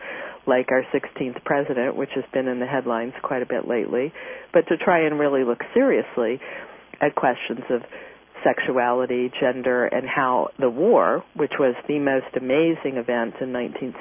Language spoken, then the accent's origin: English; Kansas City, United States; moved away; my hometown, Kansas City